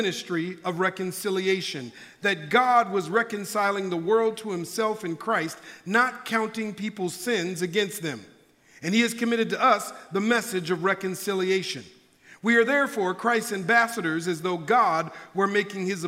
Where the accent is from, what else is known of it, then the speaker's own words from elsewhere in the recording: Minneapolis, Minnesota, United States; now in California, United States; I'm originally from Minneapolis, Minnesota. That's where I was born and raised